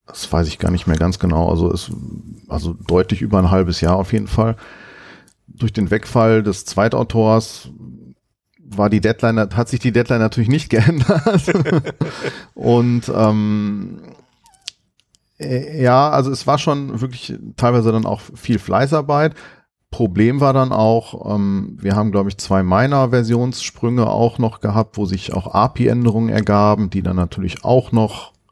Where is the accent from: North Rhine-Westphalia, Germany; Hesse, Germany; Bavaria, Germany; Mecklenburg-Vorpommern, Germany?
North Rhine-Westphalia, Germany; Bochum; ich komme aus Bochum